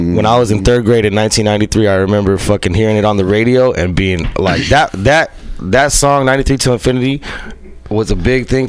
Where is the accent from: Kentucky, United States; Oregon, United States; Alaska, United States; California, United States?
California, United States; San Francisco; I grew up in San Francisco, around like Ingleside, Excelsior area.